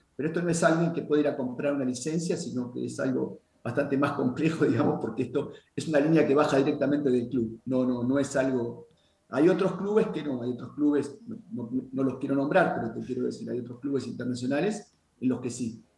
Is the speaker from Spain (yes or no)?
no; Argentina; now in Puerto Rico; yo como argentino